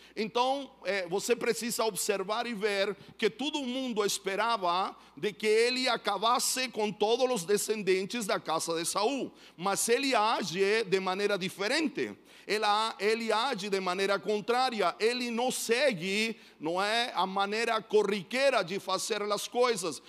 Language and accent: Portuguese; Chile; Portuguese is a second language; now in São Paulo, Brazil; eu sou chileno, moro em São Paulo